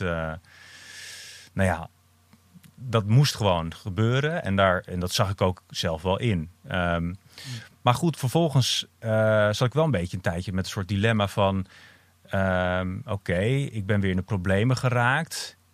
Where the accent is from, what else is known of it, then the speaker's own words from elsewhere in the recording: Amsterdam, North Holland, Netherlands; ik, ik ben dus uh, opgegroeid in Amsterdam ook. mijn ouders kwamen naar Amsterdam toen ik vier was.